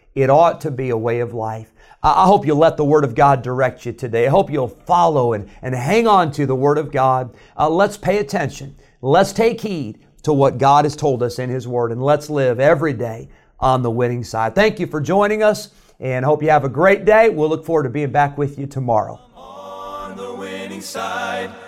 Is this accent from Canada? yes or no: no; Illinois, United States; moved away; I grew up in Illinois, and I grew up in a great church